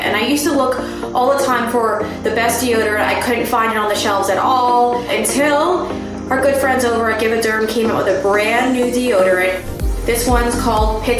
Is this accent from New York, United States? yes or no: yes; Huntington, New York, United States; I was raised in Huntington, New York with my 6 siblings